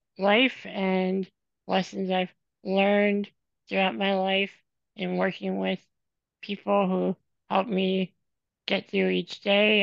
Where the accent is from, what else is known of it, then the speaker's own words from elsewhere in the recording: Illinois, United States; moved away as an adult; now in Madison, United States; I am originally from Illinois, and I grew up in a very small town in Illinois, and then I moved up to Madison, Wisconsin, a little over 10 years ago for grad school